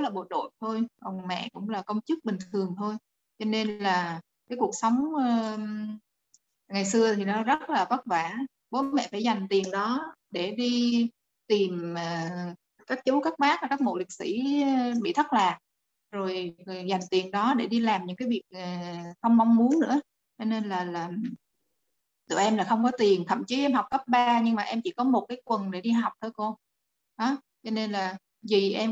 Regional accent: Da Nang, Vietnam; em đến từ Đà Nẵng

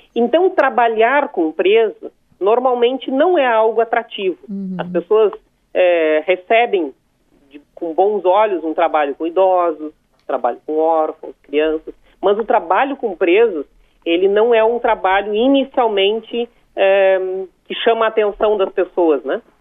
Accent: São Lourenço do Sul, Rio Grande do Sul, Brazil; A minha cidade tem 45 mil habitantes, São Lourenço do Sul, minha cidade natal

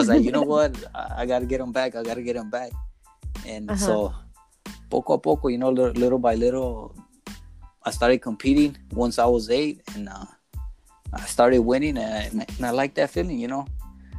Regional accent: Inglewood, California, United States; I grew up in Inglewood

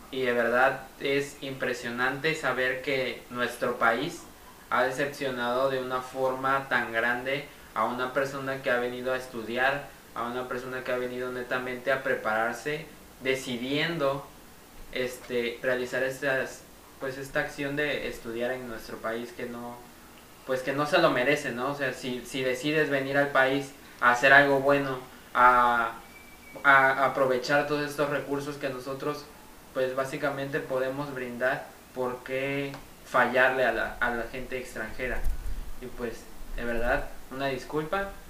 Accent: Veracruz, Mexico; pero de mi parte como mexicano que me siento como veracruzano que soy

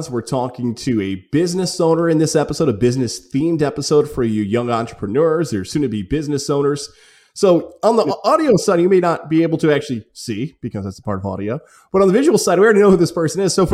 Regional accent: Niskayuna, New York, United States; I grew up in Niskayuna.

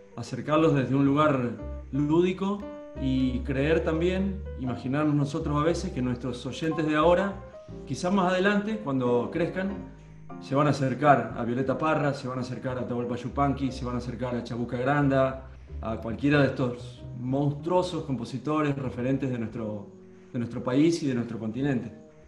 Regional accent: Litoral, Santa Fe, Argentina; Nosotros somos del litoral, de Santa Fe, donde empieza el litoral

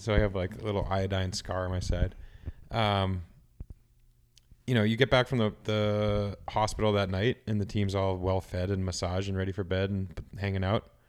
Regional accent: United States; being an American

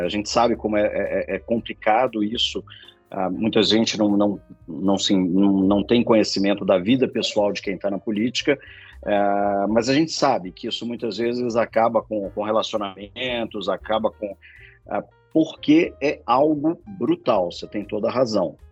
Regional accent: Minas Gerais, Brazil; now in São Paulo, Brazil; eu sou mineiro

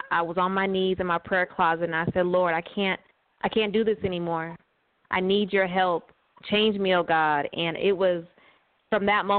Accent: California, United States; also born or lived in Arizona; now in Georgia, United States; So I am originally from West Coast, from California. I was raised there

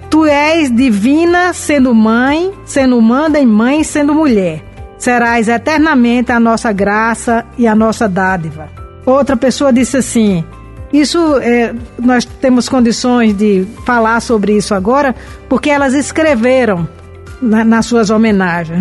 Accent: Brazil; moved away

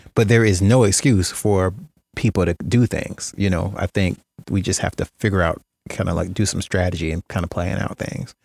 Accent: Jacksonville, Florida, United States; growing up in Jacksonville

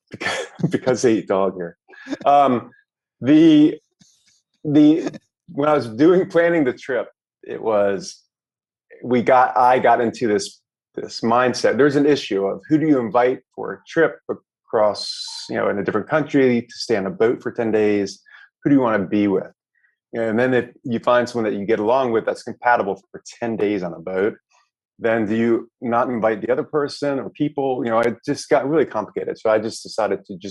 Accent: Loudoun County, Northern Virginia, United States; also born or lived in Greenville, North Carolina / Charleston, South Carolina / New York City; now in Vietnam; I grew up outside of DC in Northern Virginia

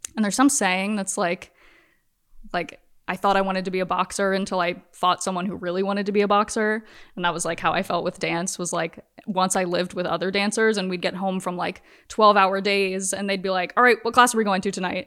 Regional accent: Virginia, United States; moved away as an adult; now in Los Angeles, United States; I'm from Virginia, but I've been in L A for, like, ten years.

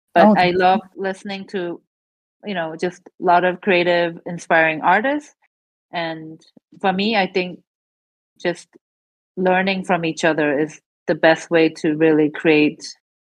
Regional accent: United States; born or raised there; also born or lived in South Korea

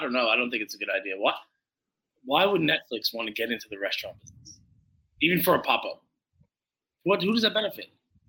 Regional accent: Long Island, New York, United States; I've grown up on Long Island's delis, dry cleaners, Chinese food store, all those.

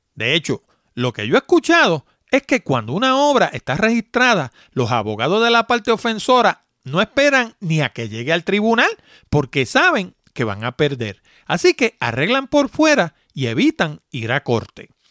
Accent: New York City, New York, United States; moved away; yo también soy de allá de Nueva York, nací en, en Manhattan precisamente, y vivía en la 161 West

